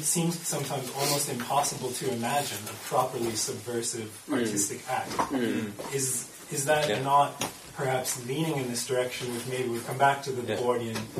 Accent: United States; perhaps as an American

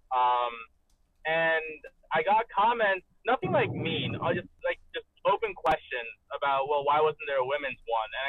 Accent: New Jersey, United States; I play on the East Coast. I'm from New Jersey

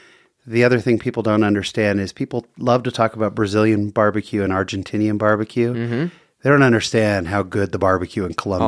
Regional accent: San Jose, California, United States; I'm from San Jose. I'm a San Jose native myself.

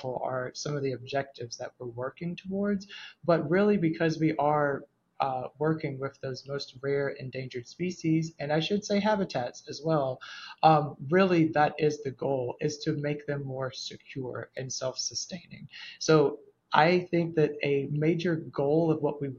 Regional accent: Waterloo, South Carolina, United States; moved away as an adult; now in Atlanta, United States; I grew up in rural South Carolina in a very small town called Waterloo, South Carolina

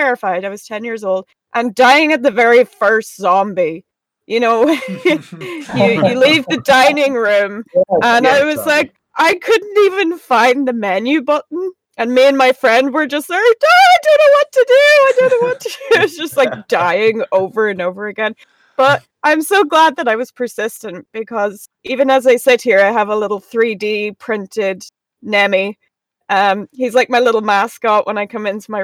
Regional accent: Ardara, Ulster, Ireland; I am from Ardra in County Donegal in the northwest of Ireland

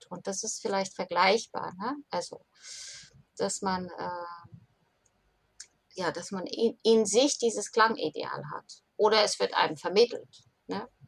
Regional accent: Magdeburg, Saxony-Anhalt, Germany; born there; ja eigentlich gebürtige Magdeburgerin

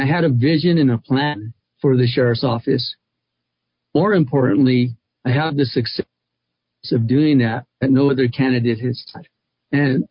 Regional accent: Albuquerque, New Mexico, United States; I was born and raised in Albuquerque.

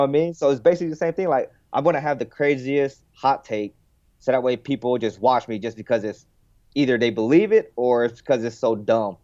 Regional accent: United States; I'm an American

